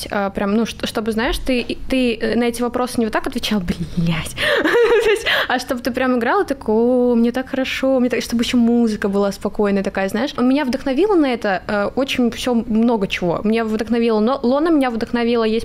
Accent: Crimea, Ukraine; Я просто из Крыма, я не знала, что еще придумать

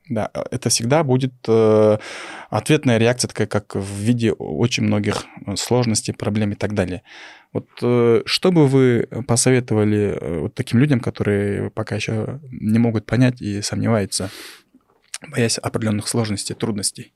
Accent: Kyrgyzstan; мы, Кыргыздарбыз, мы в этой жили, у нас там своей, своя богатая философия

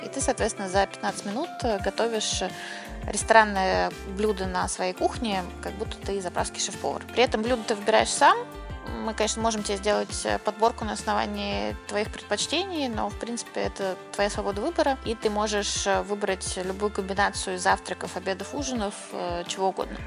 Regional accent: Saint Petersburg, Russia; now in Moscow, Russia; Я сама родилась в Питере

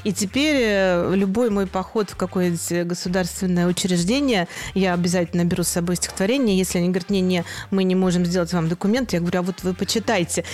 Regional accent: Akademgorodok, Novosibirsk Oblast, Russia; also born or lived in Moscow; now in Novi Sad, Serbia; я вообще родилась в небольшом маленьком городке Академгородок

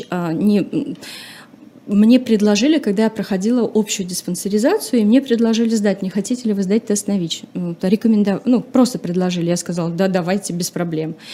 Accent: Chuvashia, Russia; И эта девочка из деревни, ну, получается, на тот момент я из села, из Чувашии, недалеко, то есть это э, сельская местность.

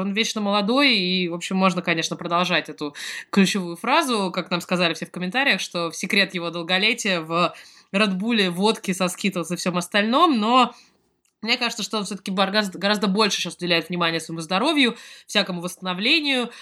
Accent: Moscow, Russia; moved away; я сама из Москвы

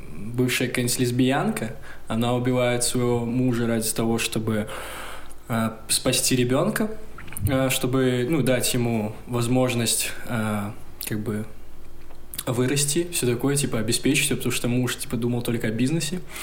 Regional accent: Gomel, Gomel Region, Belarus; born or raised there; moved away

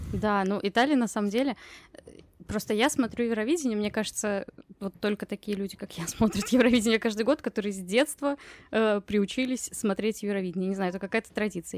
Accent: Russia; я из России, а не из Украины

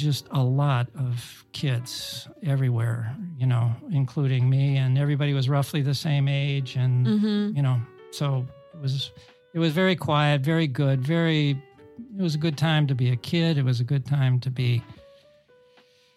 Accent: suburb of Cleveland, Ohio, United States; Where I grew up, or where I was born, was in a part of the city. It was a suburb. It was a near suburb to a big city of Cleveland, Ohio

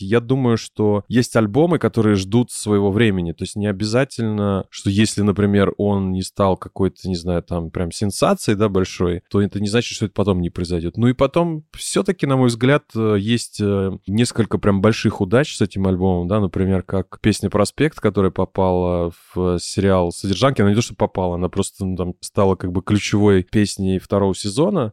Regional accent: Minsk, Belarus; moved away; с моей малой родины из, из Минска

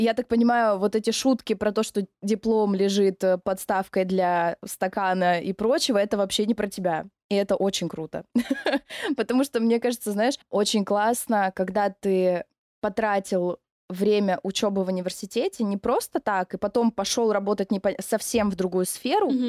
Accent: Novorossiysk, Krasnodar Krai, Russia; мне очень нравится мой город, в котором я живу. Я из Новороссийска.

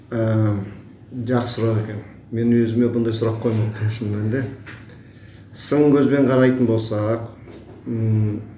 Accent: Kazakhstan; also born or lived in Taldykorgan / Karelia; туылған жерім үйгентас ауданы

